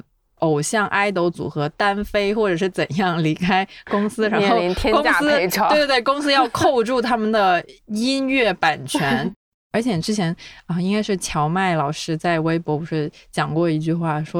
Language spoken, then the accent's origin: Chinese; South China, China; accent: southern Chinese; 虽然他们还是能听出来我这个南方口音的